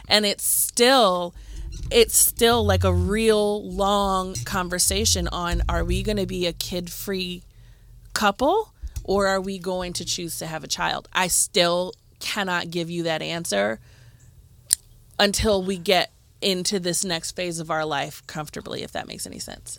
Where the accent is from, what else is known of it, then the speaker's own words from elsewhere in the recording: Cleveland, Ohio, United States; growing up in Cleveland